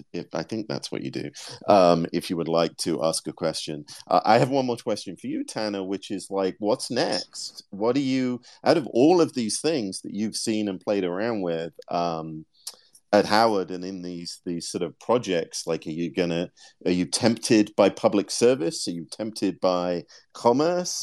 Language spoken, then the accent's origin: English; United Kingdom; I'm British